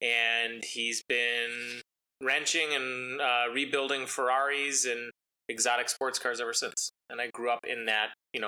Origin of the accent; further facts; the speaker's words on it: Schaumburg, Illinois, United States; I grew up in Schaumburg.